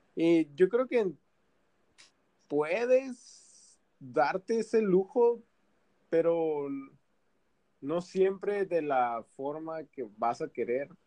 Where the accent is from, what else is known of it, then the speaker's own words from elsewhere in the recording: Mexico; Como mexicano